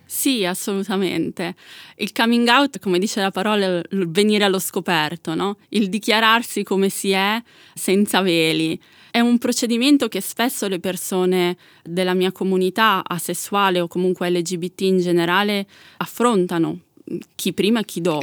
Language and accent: Italian; Milan, Lombardy, Italy; io sono nata e cresciuta a Milano